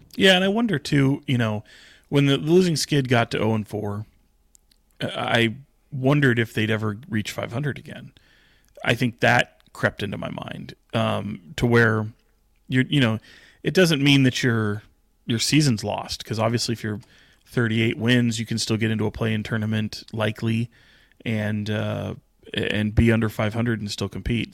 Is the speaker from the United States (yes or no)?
yes; Sacramento, California, United States; It's why I still live here. It's an, I, other than it is my hometown